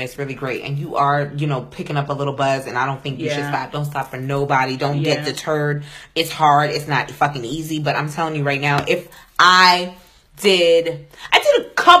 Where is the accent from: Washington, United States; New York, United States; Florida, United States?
New York, United States; I'm from New York.